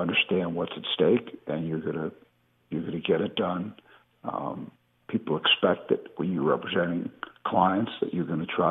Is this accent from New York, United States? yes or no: yes; New York, United States; growing up in New York